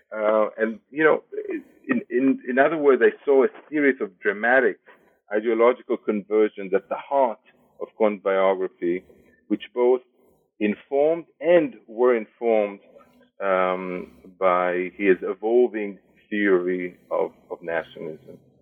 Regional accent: Israel; moved away as an adult; also born or lived in Jerusalem / Berlin / Madison, Wisconsin; now in United States; I was born and raised in Israel.

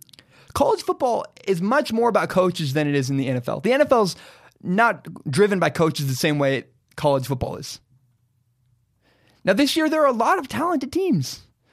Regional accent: Portland, United States; It was a rough area where I grew up in Portland.

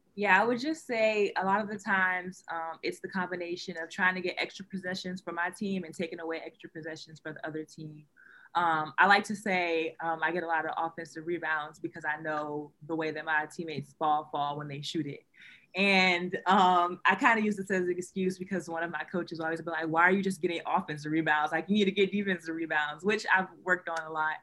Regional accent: Ohio, United States; moved away as an adult; now in Michigan, United States; I'm from Ohio

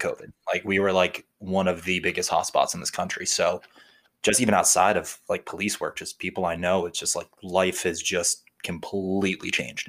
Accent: New Jersey, United States; Born and raised in New Jersey

